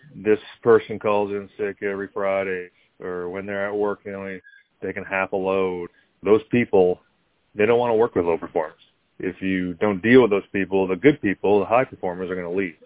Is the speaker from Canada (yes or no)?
yes; Canada; also born or lived in South Carolina / Buffalo, New York; now in Georgia, United States; Growing up in Canada